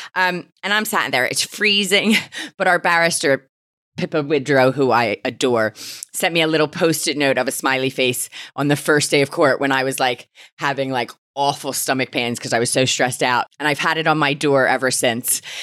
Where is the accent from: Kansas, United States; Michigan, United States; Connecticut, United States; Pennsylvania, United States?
Pennsylvania, United States; Philadelphia; moved away as an adult; now in United Kingdom; I'm an immigrant from Philadelphia